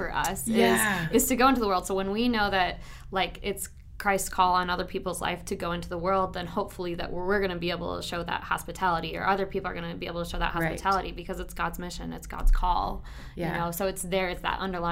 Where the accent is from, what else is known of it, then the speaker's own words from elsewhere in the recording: Chicago suburbs, Illinois, United States; I grew up in the Chicago suburbs and basically lived there my whole life